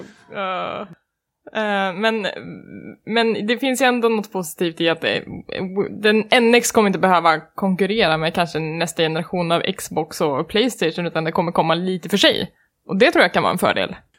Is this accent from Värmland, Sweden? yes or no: yes; Värmland, Sweden; moved away; jag kommer från Värmland